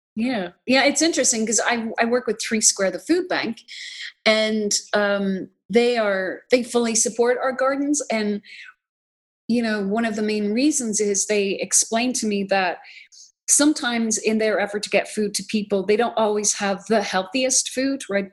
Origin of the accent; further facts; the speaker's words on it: Ireland; now in United States; I'm from Ireland originally. I became an American citizen in 2006